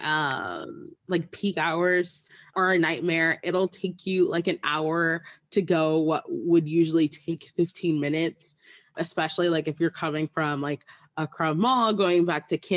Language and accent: English; San Francisco, California, United States; I'm from San Francisco